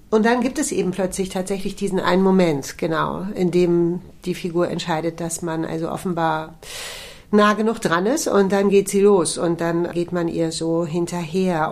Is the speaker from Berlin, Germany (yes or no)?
yes; Berlin, Germany; für mich als Berlinerin glaube ich sowieso daheim sagt man bei uns nicht